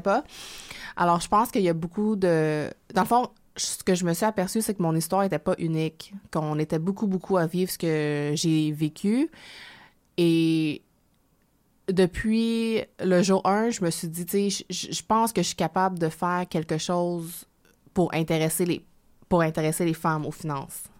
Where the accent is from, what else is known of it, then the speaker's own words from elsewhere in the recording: Quebec, Canada; accent: Quebec French; also born or lived in Hong Kong; je suis née à Hong Kong, en Chine, et je suis venue au Canada lorsque j'avais 6 ans